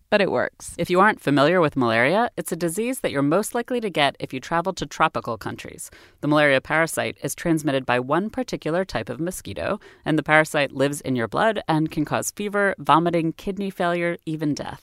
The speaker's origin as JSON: {"language": "English", "country": "United States", "said": "I'm American"}